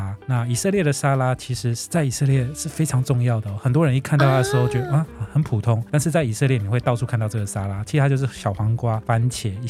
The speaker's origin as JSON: {"language": "Chinese", "country": "Taiwan", "said": "那披萨也是我们台湾人很多人很喜欢的"}